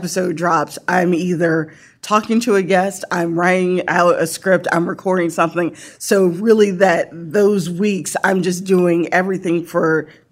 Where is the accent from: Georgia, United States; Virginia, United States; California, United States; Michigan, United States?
Virginia, United States; Norfolk; I grew up in Norfolk